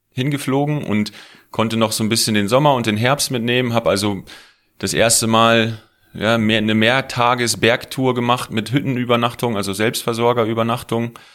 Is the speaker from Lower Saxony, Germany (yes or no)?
yes; Emsland, Lower Saxony, Germany; moved away as an adult; also born or lived in Paderborn; now in Garmisch-Partenkirchen, Germany; als ich von zu Hause aus dem Emsland äh, zum Studieren nach Paderborn gegangen bin